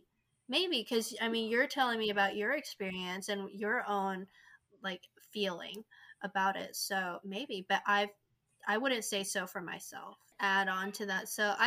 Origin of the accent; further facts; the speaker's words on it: South Korea; English is a second language; also born or lived in China; now in United States; So I'm originally from South Korea. I lived in China for 10 plus years. I moved back to Korea.